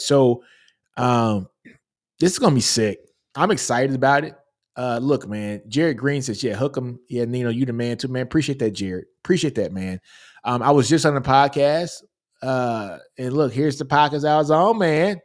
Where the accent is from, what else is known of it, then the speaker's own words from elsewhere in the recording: Shreveport, Louisiana, United States; I'm from Shreveport, Louisiana.